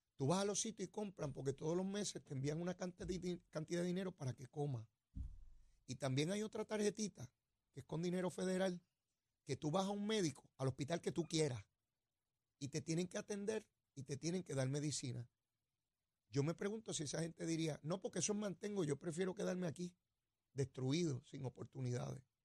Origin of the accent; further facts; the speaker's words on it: Puerto Rico; somos territorio de los Estados Unidos